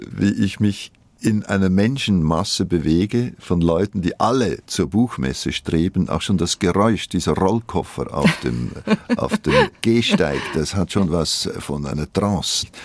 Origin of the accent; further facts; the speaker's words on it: Switzerland; first language Swiss German; Meine Muttersprache ist eigentlich ein schweizerdeutscher Dialekt.